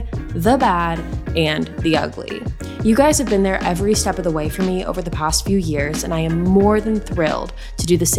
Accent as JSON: {"language": "English", "town": "San Diego", "region": "California", "country": "United States", "tie": "born or raised there", "moved": "as an adult", "lives_now": "Nashville, United States", "said": "have been living in Nashville, Tennessee for the past year after growing up in San Diego, California"}